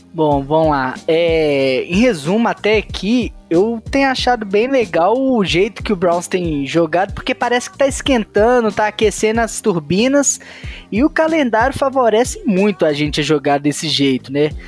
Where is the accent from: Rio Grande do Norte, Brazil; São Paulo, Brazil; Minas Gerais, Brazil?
Minas Gerais, Brazil; Belo Horizonte; sou de Belo Horizonte